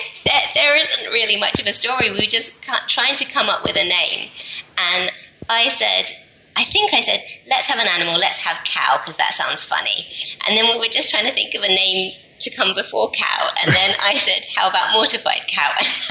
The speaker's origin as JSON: {"language": "English", "country": "United Kingdom", "said": "because, well, we're British, and so we're never going to be that great at it."}